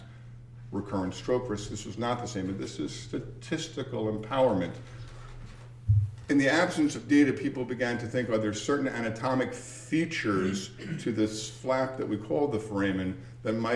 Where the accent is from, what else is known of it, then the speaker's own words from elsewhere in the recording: New York City, New York, United States; I grew up in Queens, New York, went to school in Northern Manhattan